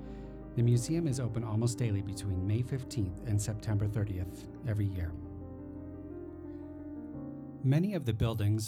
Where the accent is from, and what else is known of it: Cody, Wyoming, United States; born or raised there